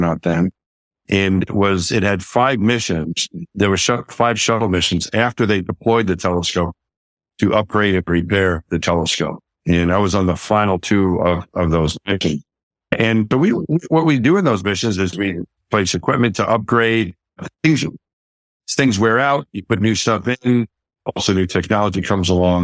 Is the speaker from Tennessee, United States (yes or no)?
no; Franklin Square, New York, United States; I grew up just outside of New York City in Queens, in New York City at a town called Franklin Square on Long Island.